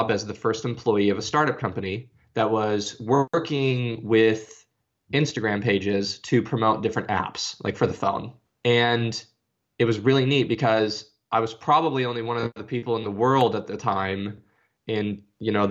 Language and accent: English; Arizona, United States; now in Nashville, United States; Uh, I'm from Arizona and I live in Nashville, Tennessee now. I'm 33.